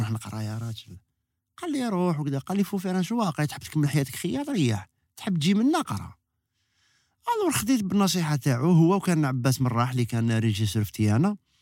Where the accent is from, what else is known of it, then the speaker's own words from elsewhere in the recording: Algiers, Algiers Province, Algeria; انا من من مواليد 67 آه، زدت في باب الواد مسقط راسي